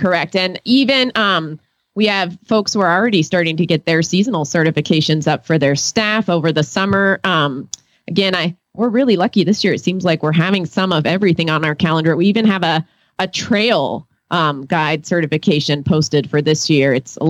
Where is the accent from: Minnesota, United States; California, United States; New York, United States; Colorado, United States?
Colorado, United States; Fort Collins; from Fort Collins, Colorado.